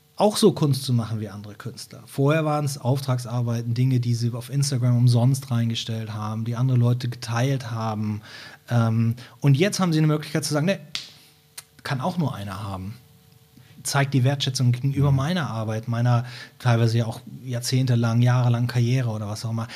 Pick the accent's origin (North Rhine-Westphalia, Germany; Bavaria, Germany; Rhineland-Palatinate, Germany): North Rhine-Westphalia, Germany; Brühl; also born or lived in Cologne; now in Hamburg, Germany; ich bin in Köln geboren und bin in einer Kleinstadt bei Köln aufgewachsen, die heißt Brühl